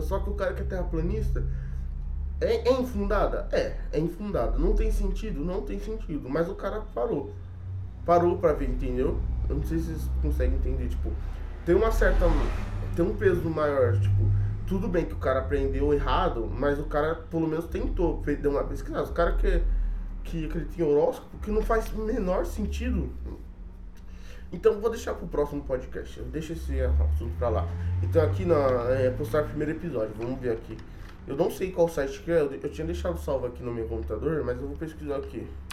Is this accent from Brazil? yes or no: yes; São Paulo, Brazil; sou de São Paulo